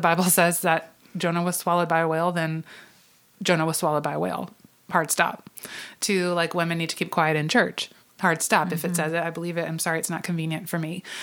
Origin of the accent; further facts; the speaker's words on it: the South, United States; I grew up in Southern Baptist churches um, and in a, a, a Southern Baptist family, probably not um, because we intentionally were so, but just because we lived in the South